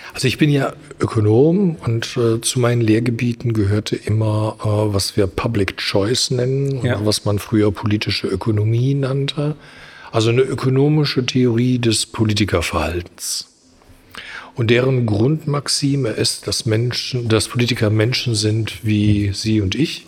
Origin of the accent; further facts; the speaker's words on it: Germany; wir als Deutsche